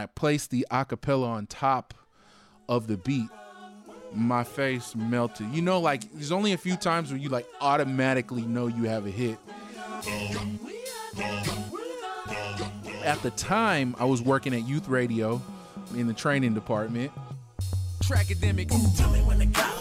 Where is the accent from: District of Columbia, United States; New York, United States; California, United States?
California, United States; Alameda; I'm born and raised in the Bay Area. I'm from Alameda. It's right next to Oakland.